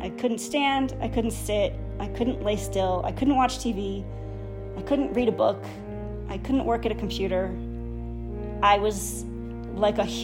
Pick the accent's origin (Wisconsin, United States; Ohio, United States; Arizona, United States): Wisconsin, United States; moved away as an adult; also born or lived in Los Angeles; I grew up in Wisconsin with a nice family